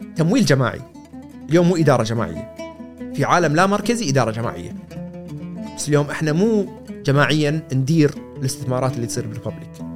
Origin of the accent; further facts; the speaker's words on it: Kuwait; انا كويتي صغير